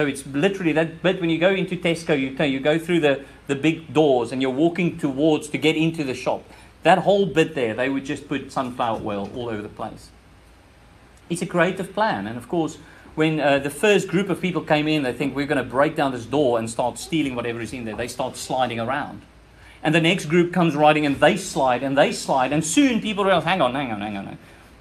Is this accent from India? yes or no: no; South Africa; moved away; This is where my accent is from. I'm from that country.